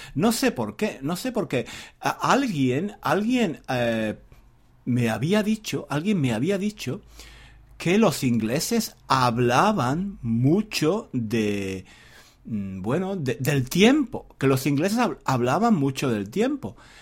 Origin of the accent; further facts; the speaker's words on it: southern Spain, Spain; moved away as an adult; now in England; Yo soy un hombre de España, no solo de España. Yo soy un hombre del sur de España.